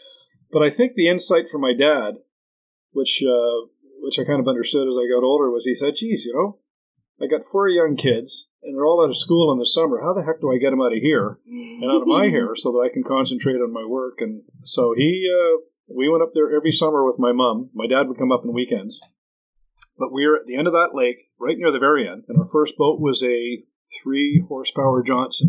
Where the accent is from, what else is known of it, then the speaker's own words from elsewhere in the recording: Mississauga, Ontario, Canada; moved away as an adult; now in Parry Sound, Canada; we're from Mississauga